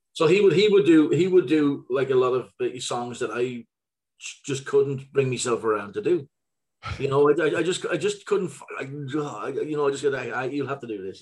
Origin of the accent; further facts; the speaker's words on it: Ireland; moved away as an adult; now in Gothenburg, Sweden; growing up in Ireland